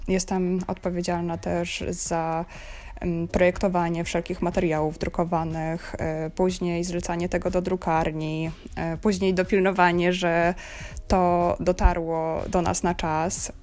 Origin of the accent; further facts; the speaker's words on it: Zielona Góra, Lubusz Voivodeship, Poland; moved away as an adult; also born or lived in Warsaw, Poland; now in Berlin, Germany; pochodzę z Zielonej Góry, studiowałam w Warszawie, potem też pracowałam w Warszawie